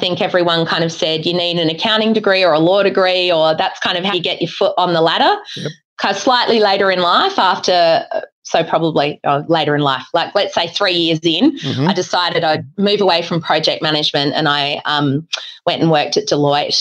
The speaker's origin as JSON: {"language": "English", "town": "Adelaide", "region": "South Australia", "country": "Australia", "tie": "born or raised there", "also_born_or_lived": "Queensland", "moved": "as an adult", "said": "I'm an Adelaide girl through and through until I left to go to university in Queensland."}